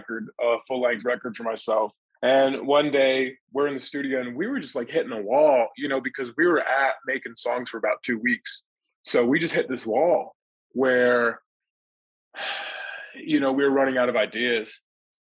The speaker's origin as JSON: {"language": "English", "region": "Pennsylvania", "country": "United States", "moved": "yes", "lives_now": "Texas, United States", "said": "originally, I'm from Pennsylvania. Then I moved to Texas"}